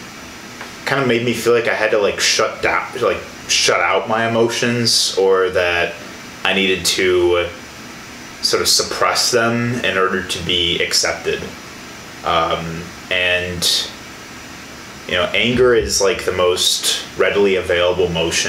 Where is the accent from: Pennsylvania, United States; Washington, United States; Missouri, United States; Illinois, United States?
Illinois, United States; moved away as an adult; now in Milwaukee, United States; being away from the environment I was raised in and being somewhere completely new, being Milwaukee, because I'm originally from Illinois